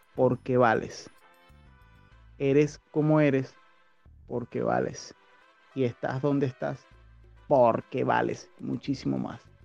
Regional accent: Caracas, Capital District, Venezuela; born or raised there; moved away as an adult; also born or lived in La Victoria, Aragua / Cumaná

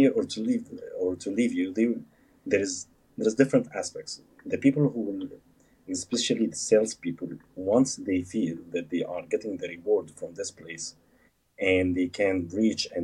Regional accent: Egypt; moved away as an adult; also born or lived in Alexandria, Egypt / Cairo, Egypt; now in Dubai, United Arab Emirates; I came from Egypt, I came to SAE Institute in Dubai

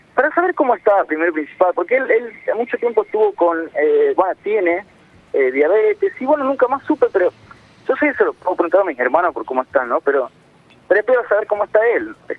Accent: San Miguel de Tucumán, Tucumán, Argentina; moved away as an adult; now in Buenos Aires, Argentina; criado en Tucumán y hace 6, 7 años que vivo acá más o menos en Buenos Aires

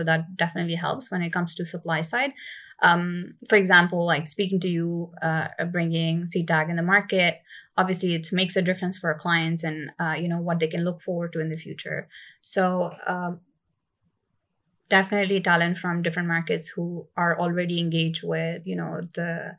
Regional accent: Dubai, United Arab Emirates; I guess I grew up in Dubai, so for me, it was never really a surprise to like see something like this.

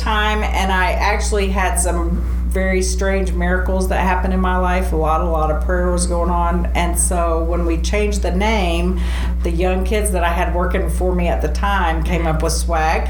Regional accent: Rochester, New York, United States; also born or lived in Texas / Colorado Springs, Colorado; now in Clarksville, United States; I was born in Rochester, New York.

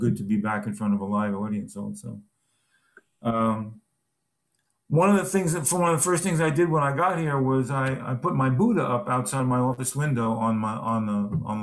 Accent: New York City, New York, United States; also born or lived in Los Angeles; now in South Carolina, United States; I'm coming from the Bronx originally

